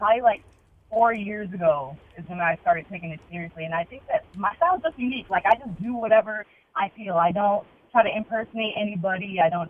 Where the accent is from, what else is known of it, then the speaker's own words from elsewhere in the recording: Evanston, Illinois, United States; Evanston, Rogers Park area.